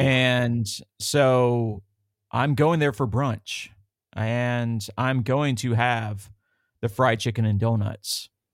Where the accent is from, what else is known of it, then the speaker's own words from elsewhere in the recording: the South, United States; growing up in the South